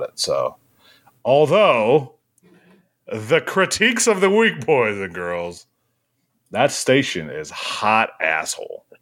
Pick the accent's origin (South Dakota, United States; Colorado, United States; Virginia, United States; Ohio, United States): Ohio, United States; I'm from Ohio